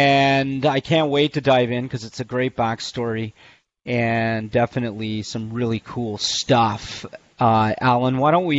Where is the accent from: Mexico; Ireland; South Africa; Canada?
Canada; I'm obviously Canadian